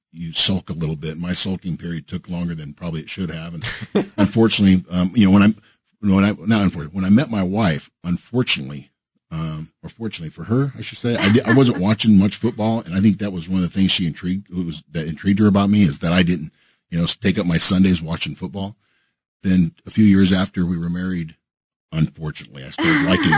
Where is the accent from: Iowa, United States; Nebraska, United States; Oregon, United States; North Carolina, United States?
Nebraska, United States; Omaha; moved away as an adult; also born or lived in Topeka, Kansas; Omaha, Nebraska